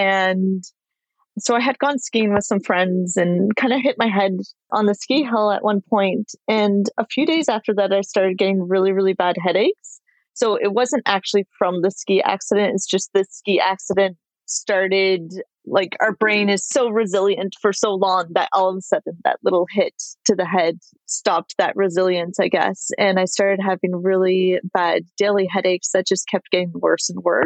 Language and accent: English; Ottawa, Ontario, Canada; now in San Jose, United States; I'm living in San Jose. I'm actually originally from Ottawa, Canada, and we'll be moving back there in a few months.